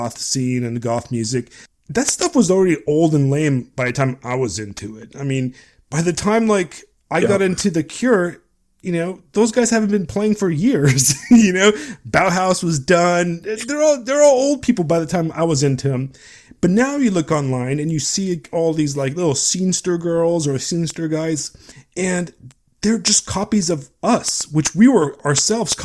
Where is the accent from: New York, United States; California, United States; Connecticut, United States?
California, United States; Long Beach; I grew up in Southern California. And Southern California, specifically Long Beach, where I grew up